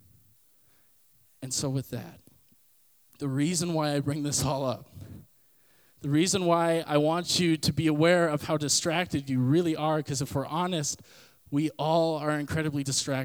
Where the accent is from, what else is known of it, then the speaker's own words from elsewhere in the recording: Canada; if I say I'm a Canadian citizen, it means that I was born from Canada. My DNA is Canadian